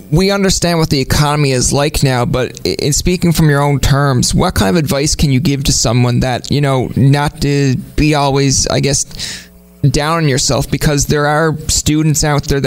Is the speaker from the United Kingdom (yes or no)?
no; Canada; being Canadian